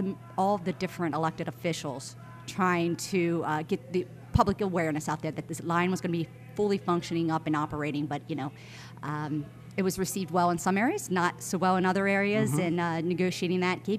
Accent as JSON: {"language": "English", "town": "Gettysburg", "region": "Pennsylvania", "country": "United States", "tie": "born or raised there", "also_born_or_lived": "Fairfax, Virginia", "said": "So I grew up in Gettysburg, Pennsylvania, so Adams County. Blue-collar family."}